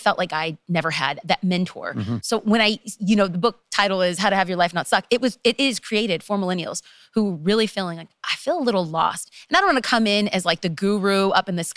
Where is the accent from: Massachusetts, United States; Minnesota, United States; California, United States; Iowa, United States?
California, United States; Los Angeles; I am from Los Angeles, and to be specific, East Los Angeles